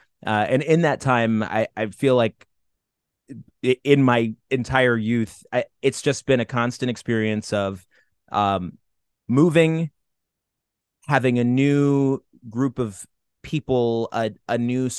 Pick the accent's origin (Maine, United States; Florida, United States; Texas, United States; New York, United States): New York, United States; Watertown; born there; I was born in Watertown, New York. Born in Watertown, New York, specifically because my mother was involved with the Army Reserves at Fort Drum, which is right there.